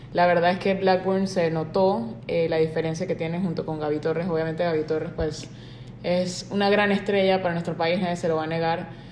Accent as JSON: {"language": "Spanish", "country": "Panama", "said": "nosotros como panameños"}